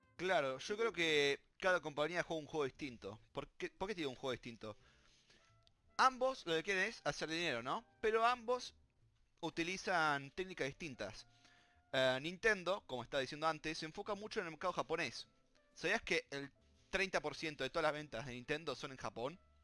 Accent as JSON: {"language": "Spanish", "country": "Argentina", "said": "somos Argentina"}